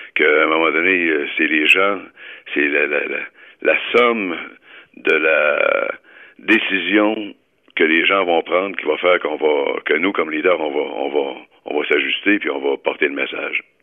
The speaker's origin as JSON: {"language": "French", "region": "Quebec", "country": "Canada", "said": "chez nous au Québec"}